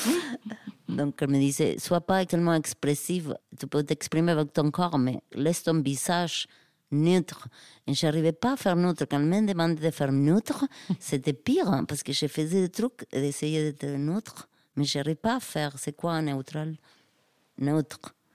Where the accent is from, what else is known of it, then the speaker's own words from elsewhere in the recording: Argentina; French is a second language; moved away; chez moi en Argentine